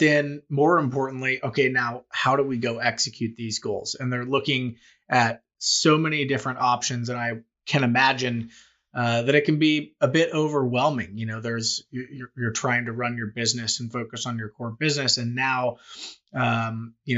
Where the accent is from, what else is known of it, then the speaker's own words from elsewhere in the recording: Kansas City, United States; also born or lived in Missouri; born and raised in Kansas City, I've lived in both Kansas and Missouri